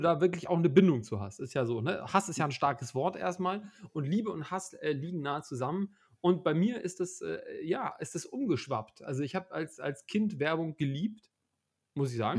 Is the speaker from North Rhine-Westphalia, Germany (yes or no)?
no; Hamburg, Germany; now in Leipzig, Germany; Ich, ich komme ja nicht, nicht, nicht uh, ursprünglich von hier, wie man vielleicht auch hört. Ähm, ja. Bin ja eigentlich aus Hamburg